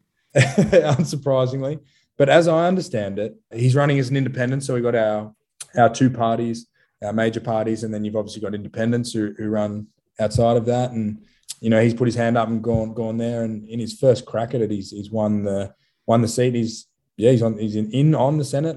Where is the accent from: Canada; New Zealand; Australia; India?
Australia; Sydney, New South Wales; moved away as an adult; also born or lived in Daventry; now in Melbourne, Australia; growing up in Sydney, being from there